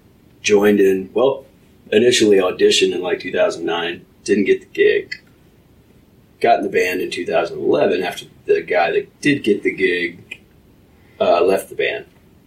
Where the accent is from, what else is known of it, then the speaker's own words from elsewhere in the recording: Fayetteville, Arkansas, United States; Fayetteville, Arkansas.